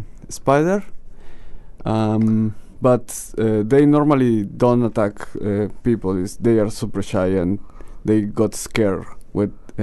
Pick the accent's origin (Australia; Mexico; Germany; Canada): Mexico; San Cristóbal de las Casas, Chiapas; English is a second language; moved away as an adult; now in Christchurch, New Zealand; I'm from Mexico.